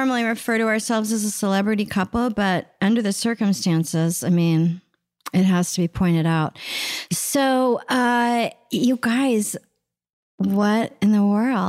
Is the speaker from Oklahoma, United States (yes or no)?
yes; Oklahoma City, Oklahoma, United States; Oklahoma City.